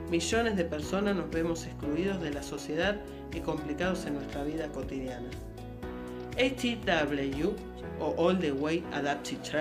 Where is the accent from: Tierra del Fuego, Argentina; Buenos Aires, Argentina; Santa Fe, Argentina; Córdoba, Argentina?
Buenos Aires, Argentina; born there; Nací en Buenos Aires, Argentina, un 11 de noviembre de 1981